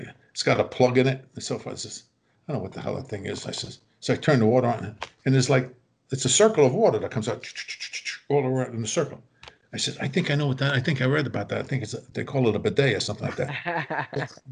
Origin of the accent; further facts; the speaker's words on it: New York, United States; We're all from New York.